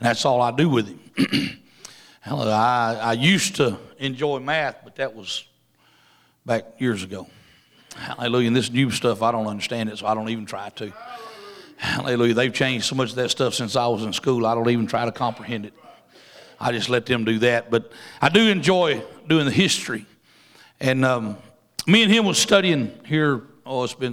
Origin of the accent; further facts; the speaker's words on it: Louisiana, United States; I'm from Louisiana, and it's almost like going down South Louisiana and listening to all them Cajuns talk. I don't understand that one either. And I was born in Louisiana